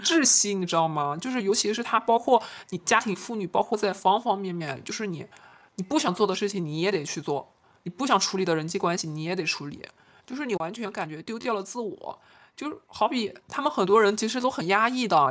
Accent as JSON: {"language": "Chinese", "country": "China", "said": "以单从我们中国人的一个基因来看的话，我们的身材本来就是偏向于扁平化的"}